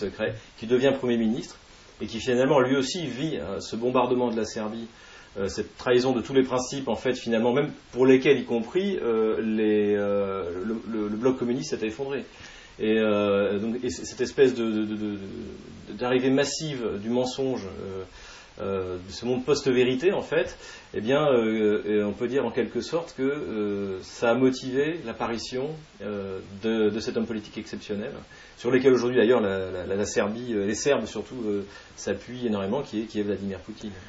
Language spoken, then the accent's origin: French; France; en tant que Français